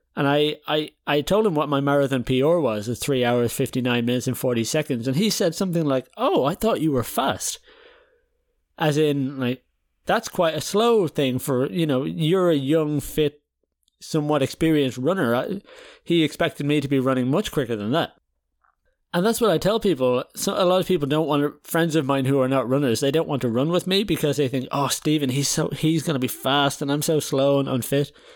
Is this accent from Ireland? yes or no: yes; Ireland; now in Netherlands; we're Irish, but I live in the Netherlands